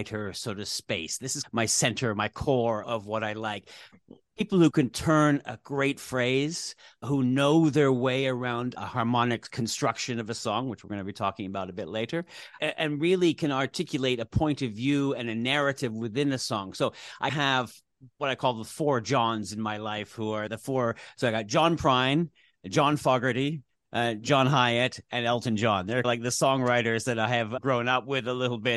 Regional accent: Vancouver, British Columbia, Canada; moved away as an adult; also born or lived in Saigon, Vietnam; now in Singapore; my hometown of Vancouver

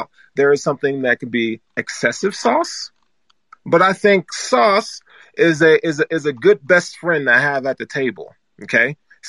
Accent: Deep South, United States; I am from the South. Okay. The deep South.

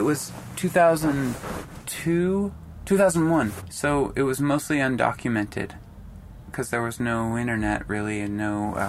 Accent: Anacortes, Washington, United States; born or raised there

